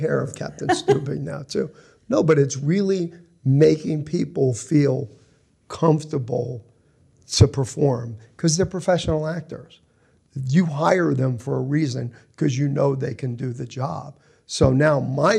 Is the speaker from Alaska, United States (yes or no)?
no; New Jersey, United States; now in Los Angeles, United States; we grew up in Jersey